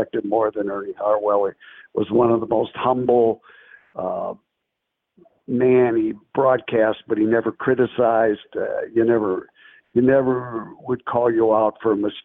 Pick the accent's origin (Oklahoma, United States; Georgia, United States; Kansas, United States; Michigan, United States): Michigan, United States; Battle Creek; I'm from Battle Creek, Michigan, and that's the home of Kellogg cereal